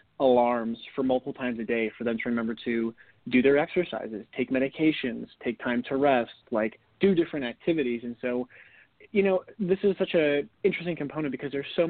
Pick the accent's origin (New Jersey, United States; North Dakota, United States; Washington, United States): North Dakota, United States; Growing up in North Dakota in the winter, there's not much to do when it's freezing cold besides get your skates on and go play hockey